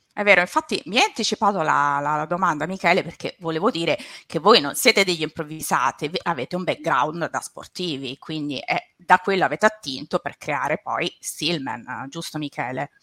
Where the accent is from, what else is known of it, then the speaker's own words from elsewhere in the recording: Latina, Lazio, Italy; io sono laziale, vengo dal Lazio, da Latina